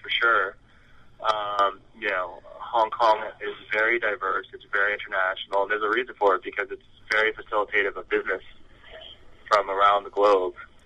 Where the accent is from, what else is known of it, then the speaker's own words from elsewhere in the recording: New York, United States; I'm from the U.S. I was born in New York, so I was born and raised